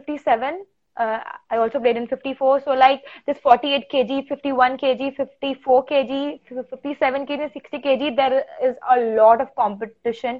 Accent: Goa, India; I am from Goa

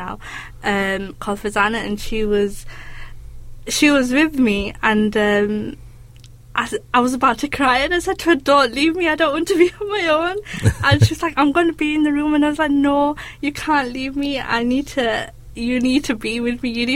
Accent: Bradford, Yorkshire and the Humber, United Kingdom; being from Bradford

